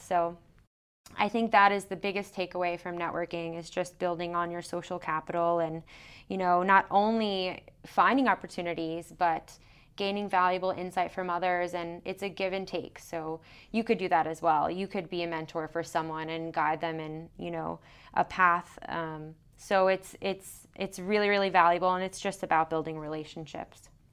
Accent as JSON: {"language": "English", "town": "New York City", "region": "New York", "country": "United States", "moved": "as an adult", "said": "I'm originally from New York City, Long Island area"}